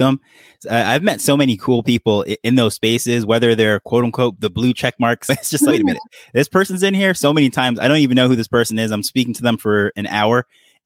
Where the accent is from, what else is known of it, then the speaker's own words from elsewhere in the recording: New York, United States; I'm Jamaican, by the way, can't tell by the accent because I grew up in New York